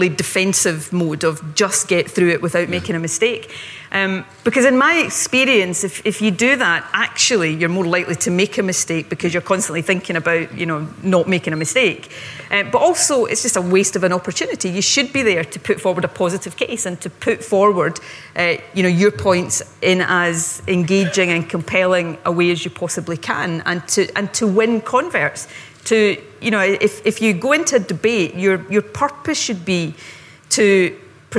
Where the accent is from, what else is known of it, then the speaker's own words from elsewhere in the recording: Ayrshire, Scotland, United Kingdom; also born or lived in Glasgow; where I grew up in Ayrshire